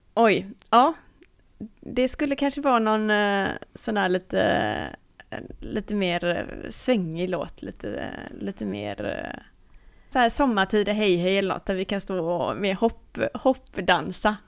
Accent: Sweden; som svensk

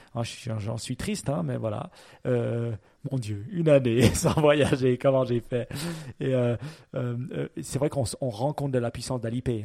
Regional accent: Switzerland; chez nous en Suisse

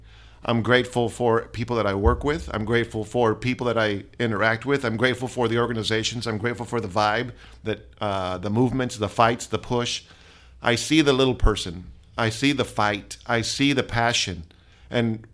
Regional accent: Palm Springs, California, United States; also born or lived in Brownsville, Texas / Corpus Christi, Texas; now in San Marcos, United States; I was raised in Southern California, a little city, Palm Springs

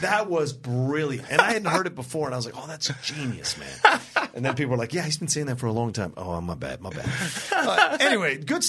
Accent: United States; And I grew up in Virginia /DC

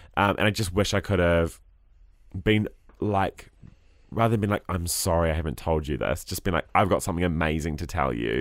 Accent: New Zealand; As a Kiwi bloke

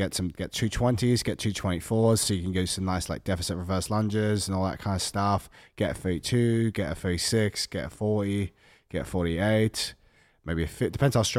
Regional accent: Australia; I'm from Australia.

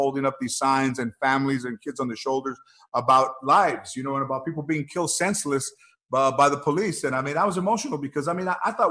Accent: Los Angeles, California, United States; also born or lived in Lanai, Hawaii; I grew up in the San Fernando Valley in this track home right by Brand Park, right by the 5 Freeway in San Fernando Mission

